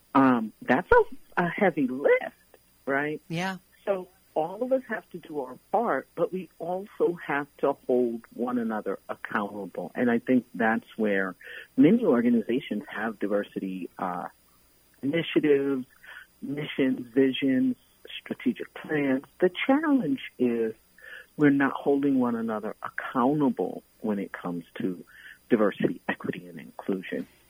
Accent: New York City, New York, United States; born and raised in Brooklyn, New York

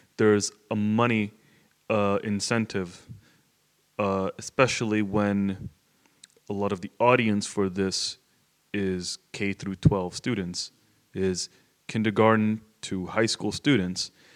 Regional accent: South Florida, United States; I grew up in Florida, which is a very rowdy state

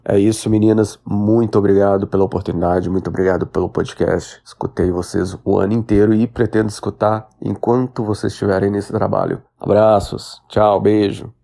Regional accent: Belo Horizonte, Minas Gerais, Brazil; moved away as an adult; now in Orlando, United States; sou natural de Belzonte, Minas Gerais.

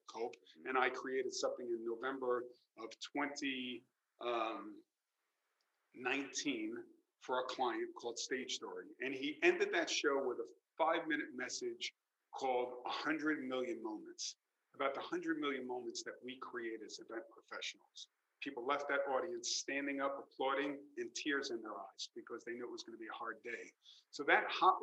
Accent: New York, United States; as a New Yorker

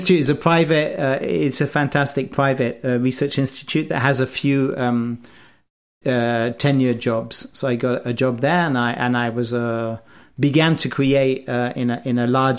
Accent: Wales, United Kingdom; also born or lived in England; So I was born in England, in the middle of England. I grew up in Wales

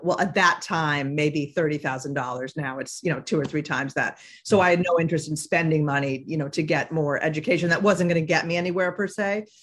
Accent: Boston, Massachusetts, United States; also born or lived in Middletown, Connecticut; I'm from the Boston area

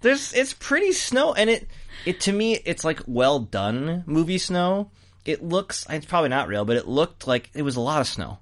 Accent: United States; I'm American

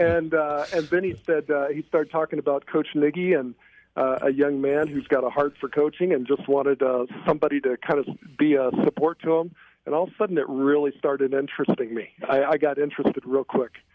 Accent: Indiana, United States; moved away as an adult; also born or lived in Flint, Michigan; I was born in Flint, Michigan, but I lived in Indiana for probably about first 18 years of my life

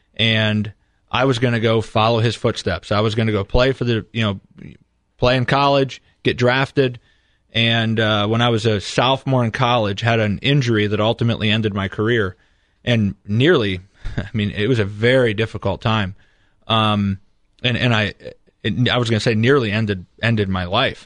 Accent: St. Henry, Ohio, United States; growing up in Saint Henry, it was a ninety-nine percent Catholic community

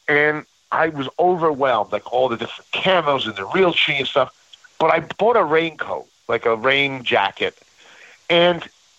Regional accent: New York, United States; I'm a New Yorker, and, you know, usually I dress like a Saturday Night Live character

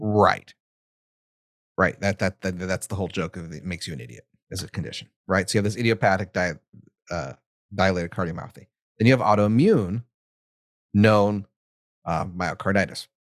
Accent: United States; accent: American; my hideous American accent.

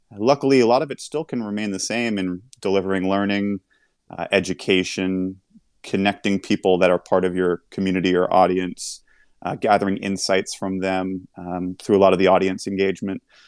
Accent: New York, United States; growing up in New York

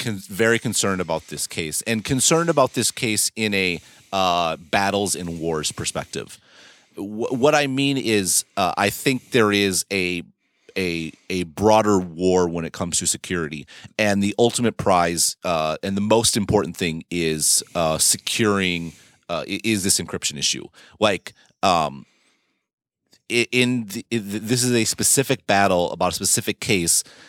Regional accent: United States; moved away

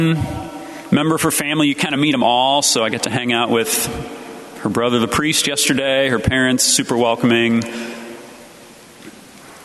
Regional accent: St. Louis, Missouri, United States; moved away; I'm from Sacred Heart Parish, outside St. Louis, my hometown.

